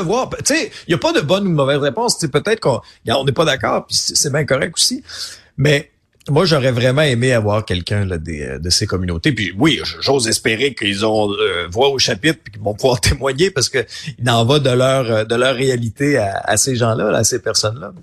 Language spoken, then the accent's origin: French; Abitibi, Quebec, Canada; also born or lived in Outaouais; now in Quebec City, Canada; je suis un gars de région. J'ai grandi en Abitibi